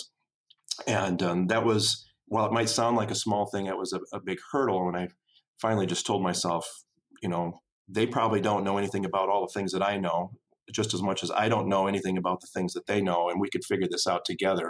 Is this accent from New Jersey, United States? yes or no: no; Tyler, Minnesota, United States; I grew up in Tyler, Minnesota, population 1,250 people in southwestern Minnesota.